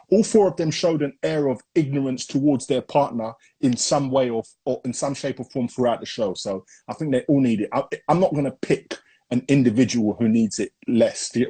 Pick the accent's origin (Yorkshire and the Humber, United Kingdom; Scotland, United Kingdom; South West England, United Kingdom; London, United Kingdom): London, United Kingdom; Hackney; born there; Yeah. I was born